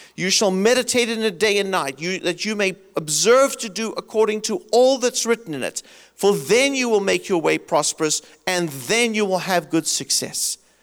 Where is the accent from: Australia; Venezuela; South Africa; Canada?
South Africa; moved away as an adult; also born or lived in Michigan, United States; now in United States; I grew up in South Africa. I left it because of apartheid